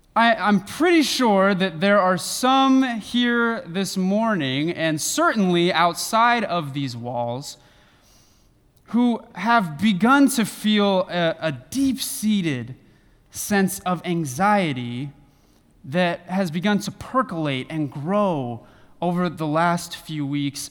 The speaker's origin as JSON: {"language": "English", "region": "Northern California", "country": "United States", "tie": "born or raised there", "moved": "yes", "lives_now": "Western Michigan, United States", "said": "I live in Western Michigan, but was born and raised in Northern California"}